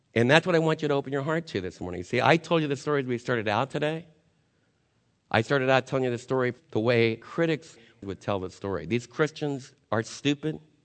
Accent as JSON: {"language": "English", "country": "United States", "said": "as American believers"}